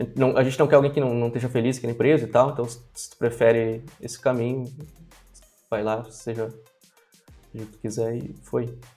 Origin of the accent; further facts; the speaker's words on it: Brazil; Nunca saí do Brasil